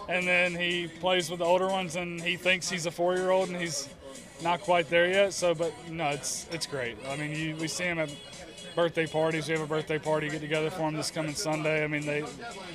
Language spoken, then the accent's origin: English; Bridgeton, North Carolina, United States; also born or lived in New Bern, North Carolina / Raleigh, North Carolina; I grew up in New Bern, North Carolina. Well, actually, Bridgeton, North Carolina.